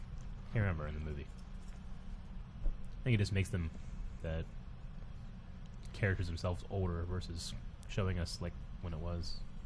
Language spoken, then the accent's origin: English; Marietta, United States; I'm born in Marietta. It's like I was born on Front Street